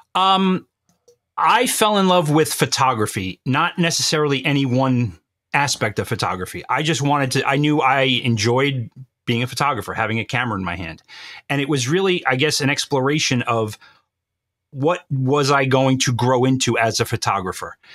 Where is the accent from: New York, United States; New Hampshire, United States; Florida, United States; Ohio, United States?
New York, United States; I was born and bred in New York. and I will always be a New Yorker.